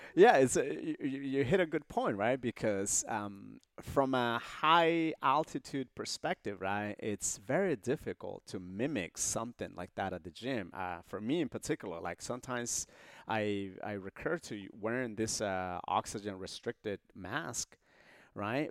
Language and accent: English; Honduras; moved away; I was born in Honduras in this, uh, small border town, uh, near El Salvador.